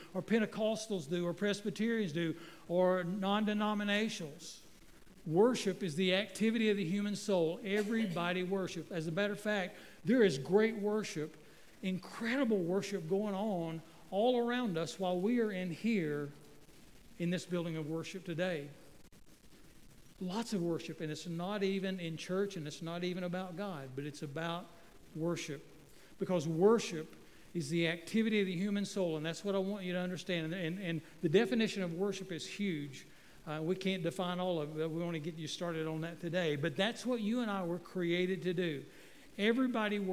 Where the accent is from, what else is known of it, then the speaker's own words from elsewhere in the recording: Waynesville, North Carolina, United States; I grew up in Waynesville, North Carolina